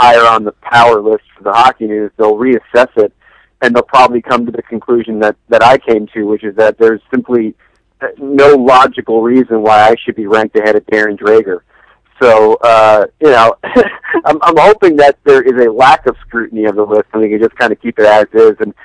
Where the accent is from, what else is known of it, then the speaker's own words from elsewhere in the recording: Matawan, New Jersey, United States; I'm from Mattawan, New Jersey